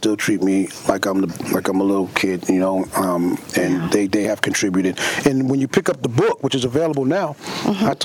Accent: Queens, New York, United States; also born or lived in Long Island / Charleston; I am a Queens boy. I was born in Jamaica, mm-hmm. Queens. Mm-hmm. I grew up in Queens, Long Island, upstate New York, mm-hmm. uh, down south in Charleston, mm-hmm. and now I'm in the Bronx.

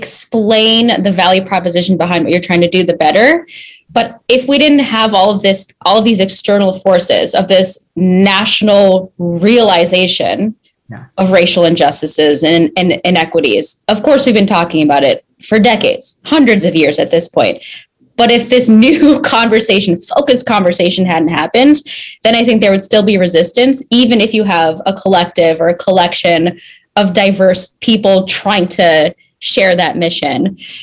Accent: Minnesota, United States; moved away as an adult; growing up in Minnesota and being really the only brown person in my school

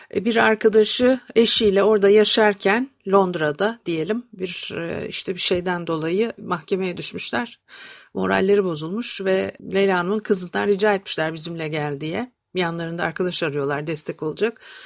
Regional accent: Istanbul, Turkey; ben de Etiler'de büyüdüm

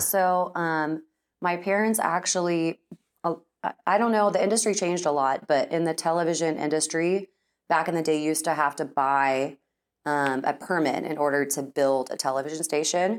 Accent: Austin, Texas, United States; now in Dallas, United States; born and raised in Texas

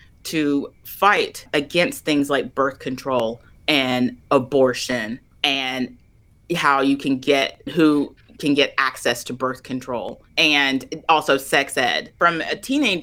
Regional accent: Little Rock, Arkansas, United States; I grew up in the South in Arkansas, in Little Rock

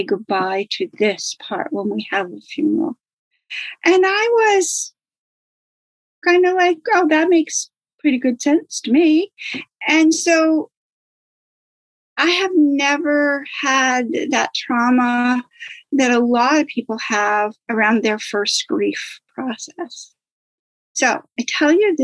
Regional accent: Maine, United States; I'm from Maine. Grew up in Maine, lived in Maine all of my life.

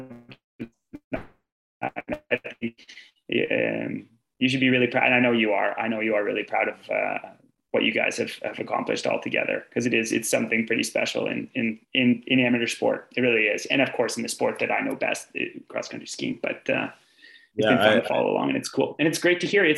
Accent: Sudbury, Ontario, Canada; moved away as an adult; also born or lived in Canmore, Alberta; I grew up in Sudbury, Ontario

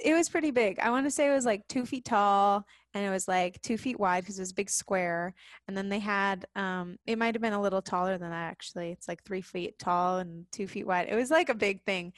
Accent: South Lake Tahoe, California, United States; moved away; I grew up in this place called South Lake Tahoe, California, which is this mountain town

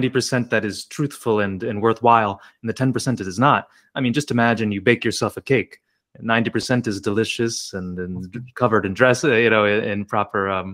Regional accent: New Jersey, United States; my home state of New Jersey

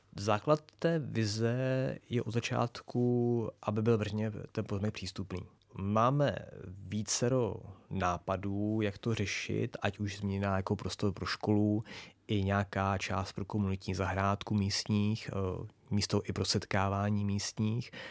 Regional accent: Prague, Czechia; já jsem vyrůstal kousek vedle na Lehovci a pak na Černém most, na mostě.

